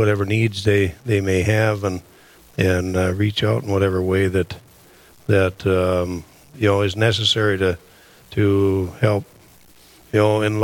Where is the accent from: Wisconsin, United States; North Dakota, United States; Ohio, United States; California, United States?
North Dakota, United States; Camden; moved away as an adult; now in Fargo, United States; I'm originally from Camden, North Dakota, and I moved down to Fargo in 2009